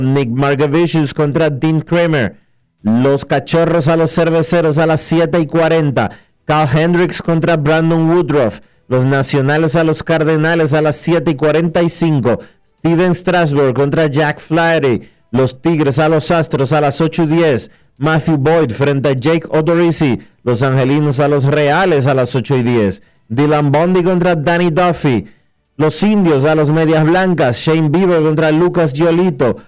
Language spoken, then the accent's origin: Spanish; Dominican Republic; esos somos los dominicanos